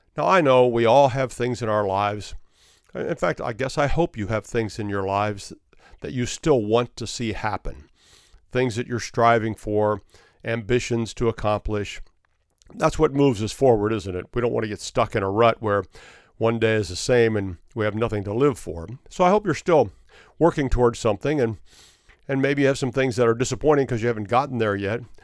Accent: Florida, United States; my home state of Florida

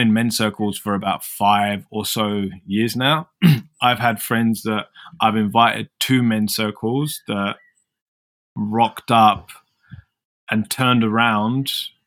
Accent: London, United Kingdom; moved away as an adult; now in Melbourne, Australia; I'm from London

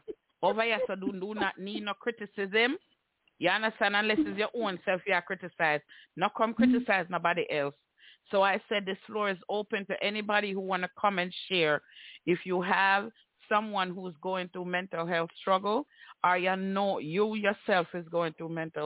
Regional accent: Jamaica; we grew up in Jamaica with our culture

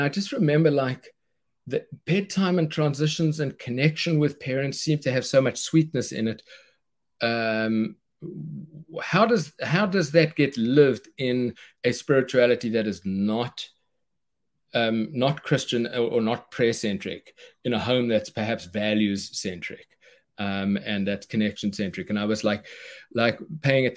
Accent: South Africa; moved away as an adult; now in United States; I knew I was moving from South Africa to America. I'm the guy who won the green card in the green card lottery

